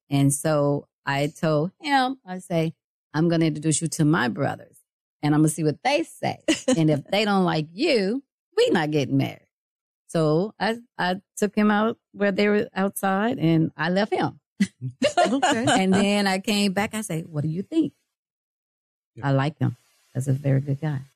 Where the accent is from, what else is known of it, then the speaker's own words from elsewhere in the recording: Mississippi, United States; moved away; I'm from Mississippi. But I've been here a long, long time